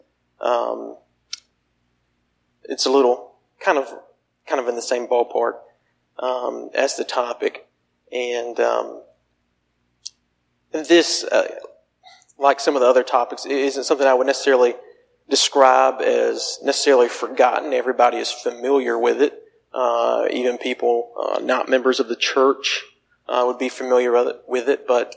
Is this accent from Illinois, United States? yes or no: no; Phenix City, Alabama, United States; moved away; my hometown of Phoenix City